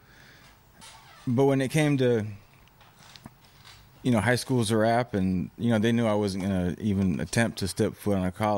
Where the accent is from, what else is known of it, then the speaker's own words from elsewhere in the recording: Fresno, California, United States; Well, I mean, you growing up in Fresno, California.